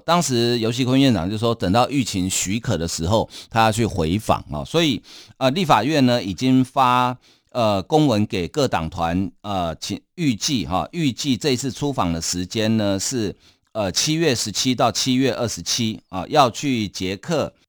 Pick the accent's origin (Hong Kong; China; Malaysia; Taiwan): Taiwan; 我们台湾人